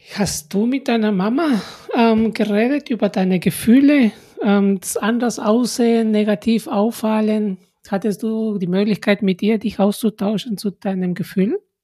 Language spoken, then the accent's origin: German; Peru; now in Germany; meine Mutter hat immer gehofft, dass ich nach Peru zurückkomme